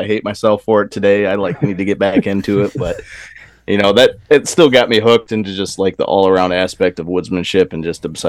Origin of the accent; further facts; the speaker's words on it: Michigan, United States; Yeah, and I'm born and raised in Michigan